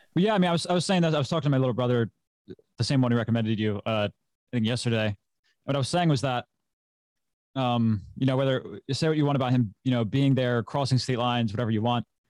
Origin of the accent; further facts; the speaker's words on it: Maryland, United States; I'm from the United States, Maryland, my state, born and raised.